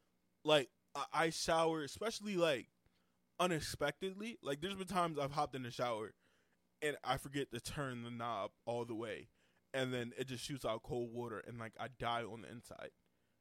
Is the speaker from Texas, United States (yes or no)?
yes; Texas, United States; Texas. I'm from Texas.